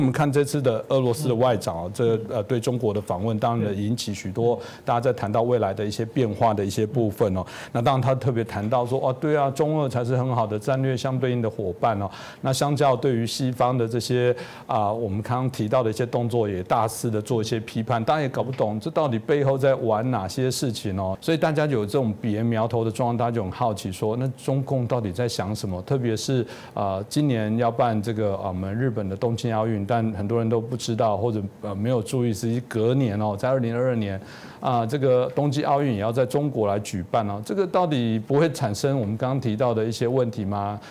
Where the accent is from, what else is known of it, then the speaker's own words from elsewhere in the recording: Taiwan; 我可能在这个自由台湾长大